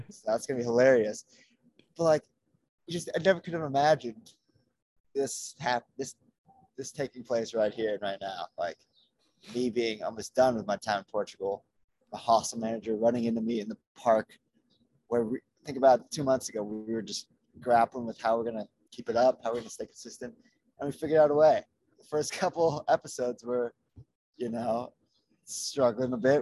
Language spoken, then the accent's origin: English; Los Angeles, California, United States; Los Angeles